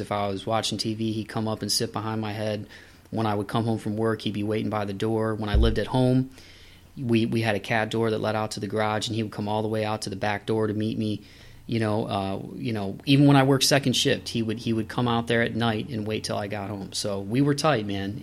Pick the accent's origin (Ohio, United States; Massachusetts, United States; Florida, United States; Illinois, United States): Ohio, United States; Toledo; moved away as an adult; also born or lived in Southeast Michigan; Toledo, Ohio is my hometown